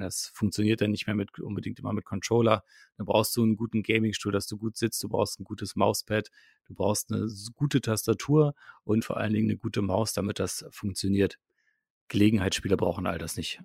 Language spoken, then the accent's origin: German; Potsdam, Brandenburg, Germany; moved away as an adult; now in Berlin, Germany; aus Potsdam, äh, aus meiner Heimatstadt